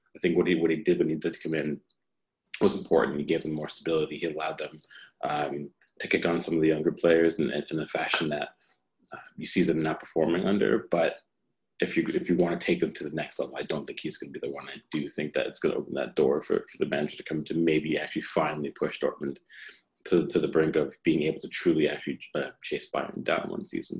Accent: United States; being an American

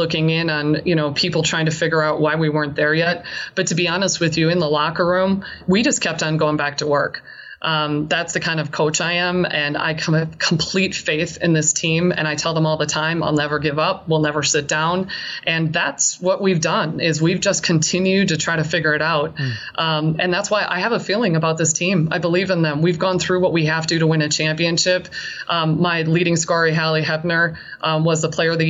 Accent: St. Paul, Minnesota, United States; also born or lived in Laramie, Wyoming; I'm from St. Paul originally

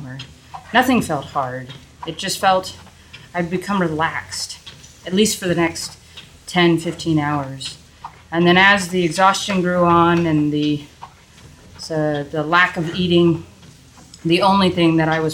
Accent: New England, United States; I grew up in New England

